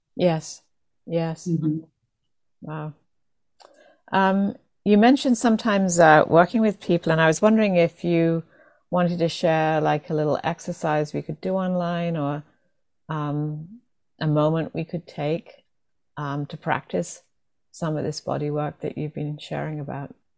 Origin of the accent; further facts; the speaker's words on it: England, United Kingdom; growing up, especially in um, England